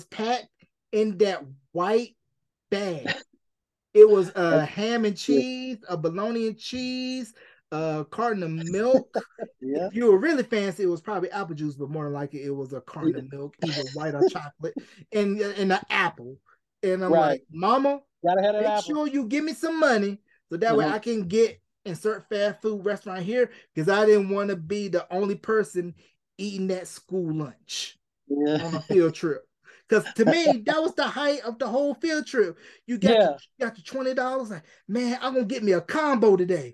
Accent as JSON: {"language": "English", "region": "the South", "country": "United States", "said": "being from the South, you know, you and I, we can both relate how being from the South and being a Southerner"}